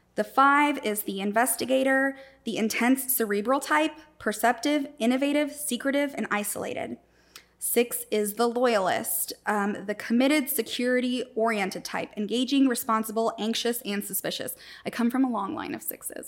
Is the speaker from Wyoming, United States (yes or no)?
no; Florida, United States; moved away as an adult; also born or lived in Puerto Rico / Saint Louis, Missouri; I lived in Florida. I grew up there